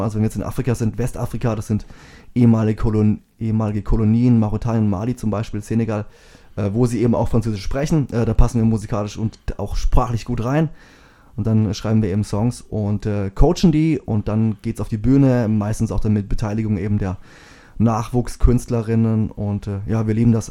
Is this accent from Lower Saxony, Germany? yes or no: no; Bauland, Baden-Württemberg, Germany; moved away; wir sind jetzt hier aufgewachsen im Bauland